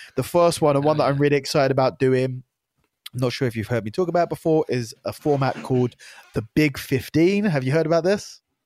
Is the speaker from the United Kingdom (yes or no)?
yes; United Kingdom; I was the first ever Brit to qualify for the A D C C.